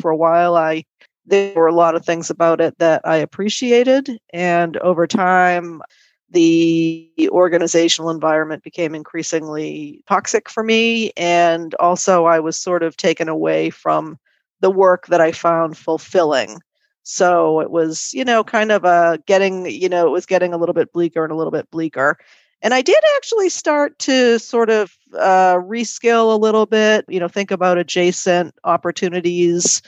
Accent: Boston, Massachusetts, United States; moved away as an adult; now in France; I'm from the Boston area

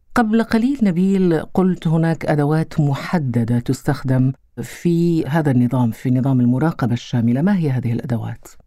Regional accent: Qatar; عندنا في قطر

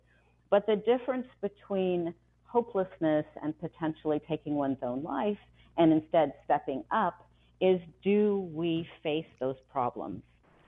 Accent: Ames, Iowa, United States; I was born in Ames, Iowa.

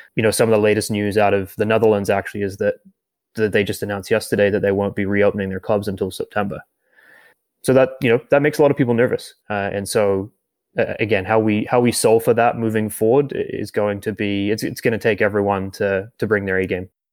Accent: New Zealand; moved away as an adult; now in Canada; my home country of New Zealand. And I moved to Canada about nine years ago.

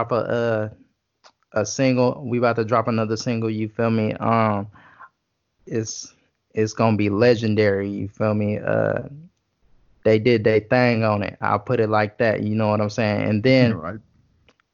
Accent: Los Angeles, California, United States; also born or lived in Atlanta; now in North Carolina, United States; Well, I was born in South Central Los Angeles. I'm from the West Adams neighborhood, 28th and Western, to be exact.

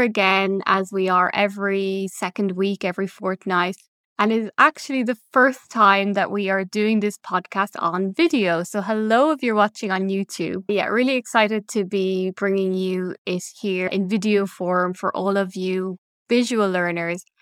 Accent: Ireland; moved away as an adult; now in Belgium; originally from Ireland

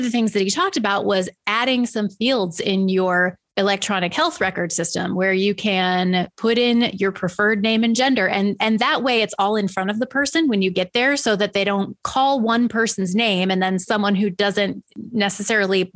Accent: United States; I'm an American

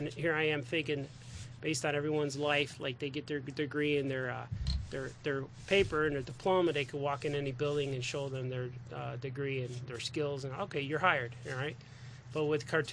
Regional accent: Chicago, Illinois, United States; I was born in Chicago. Southside Chicago

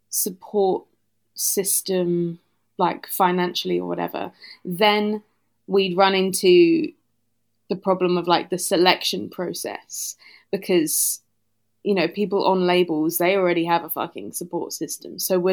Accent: Southend-on-Sea, East of England, United Kingdom; moved away as an adult; I grew up in Essex in Southend-on-Sea.

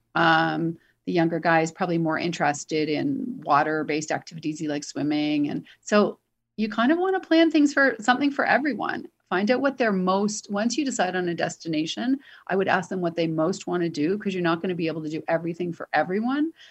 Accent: Toronto, Ontario, Canada; moved away; I'm from Toronto

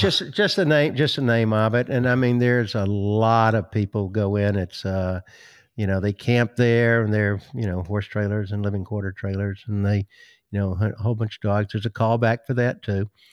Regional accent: Greenville, South Carolina, United States; now in Georgia, United States; I grew up in Greenville, South Carolina

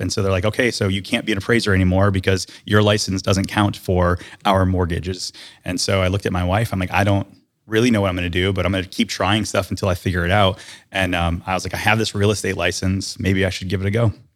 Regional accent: Detroit, Michigan, United States; moved away as an adult; now in Winter Garden, United States; I grew up in Detroit, Michigan

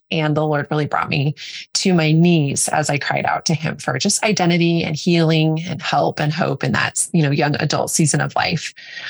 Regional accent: Denver, Colorado, United States; I was born and raised in Denver into a non-believing home.

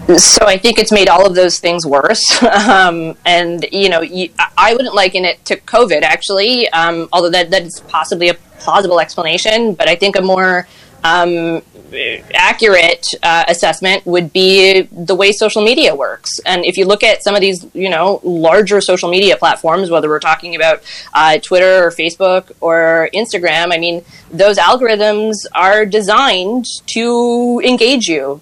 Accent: Granby, Quebec, Canada; also born or lived in Montreal; I grew up in Granby and went to University of Montreal for law school

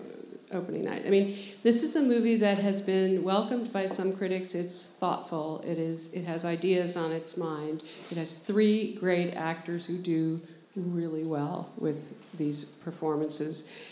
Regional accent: New York, United States; moved away as an adult; now in Los Angeles, United States; I grew up here, and the New York Film Festival was always this beginning of the fall season

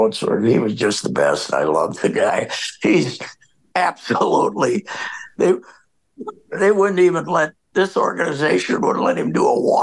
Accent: Connecticut, United States; I grew up in Connecticut in a family without much money and on the water, and we said anything we wanted to, you know, so.

